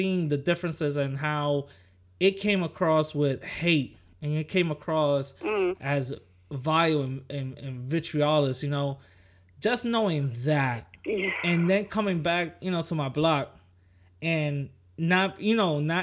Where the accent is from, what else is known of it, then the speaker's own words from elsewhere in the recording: New York City, New York, United States; I grew up, I'm from the Bronx, you know, I grew up in the Bronx